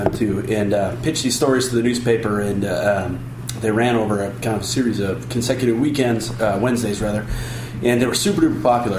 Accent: Chicago, Illinois, United States; I'm 36. But when I hear, you know, I grew up in Chicago.

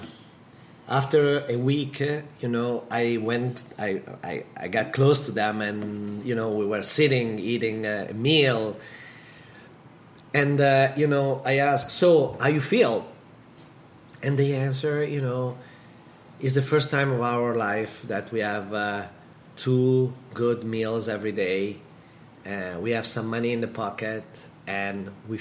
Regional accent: Modena, Emilia-Romagna, Italy; Modena and Bologna, like two others, places that we have in Italy, in my hometown

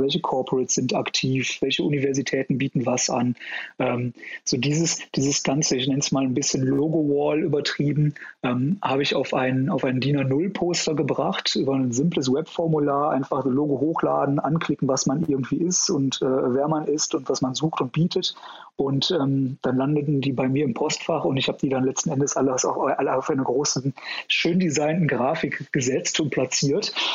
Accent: Ruhr area, North Rhine-Westphalia, Germany; moved away as an adult; now in Munich, Germany; ich komm ursprünglich aus dem Ruhrgebiet

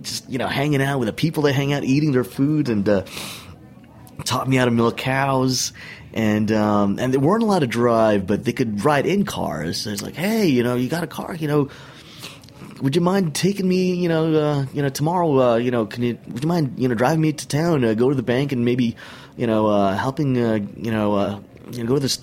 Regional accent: New York City, New York, United States; I was from New York City

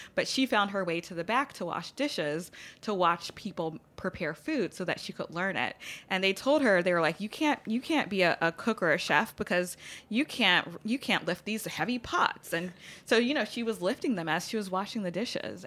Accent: Baton Rouge, Louisiana, United States; moved away as an adult; also born or lived in Los Angeles; born and raised in Baton Rouge, like birth until I left for college

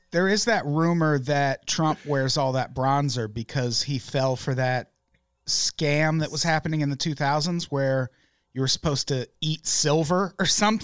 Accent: Peoria, Illinois, United States; I grew up in Peoria, Illinois

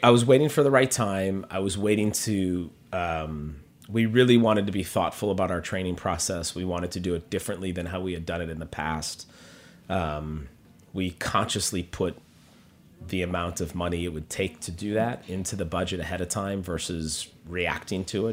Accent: Minneapolis, Minnesota, United States; moved away as an adult; also born or lived in Los Angeles / New York; now in Minneapolis, United States; I was actually born in L A, but grew up in Minneapolis.

